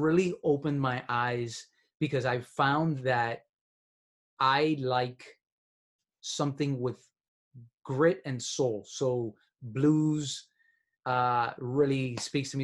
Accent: Miami, Florida, United States; I'm from Miami

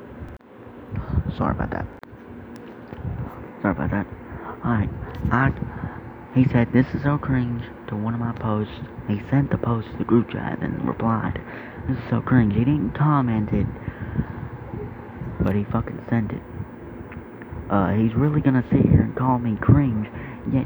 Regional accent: the South, United States; I'm from the South

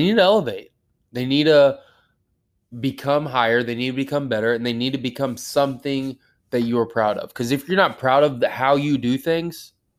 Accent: United States; I'm an American man.

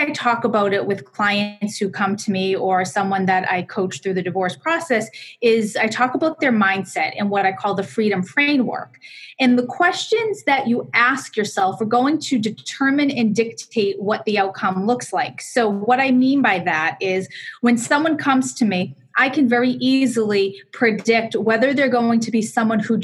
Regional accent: Boston, Massachusetts, United States; accent: Boston; also born or lived in Connecticut; I am from Connecticut, although I'm a Boston girl at heart, and I have a Boston accent to go along with it

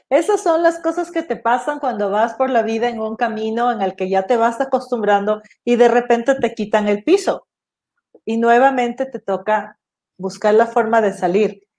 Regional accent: Ecuador; also born or lived in Los Angeles; soy ecuatoriana

